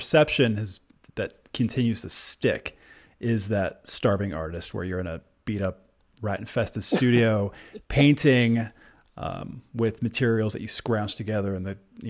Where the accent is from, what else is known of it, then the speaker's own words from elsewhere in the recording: Maryland, United States; I'm from Maryland